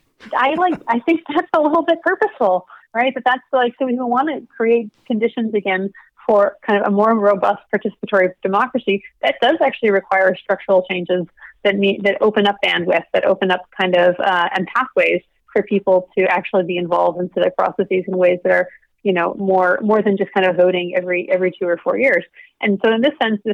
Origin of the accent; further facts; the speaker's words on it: South Dakota, United States; growing up in South Dakota